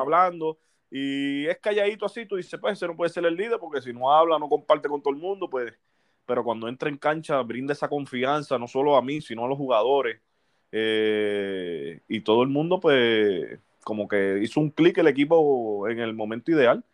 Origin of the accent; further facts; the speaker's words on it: Aguadilla, Puerto Rico; yo soy de Aguadilla natural